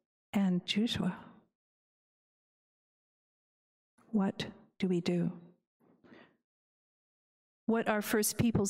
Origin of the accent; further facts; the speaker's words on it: Canada; as a Kalunak, as a English Canadian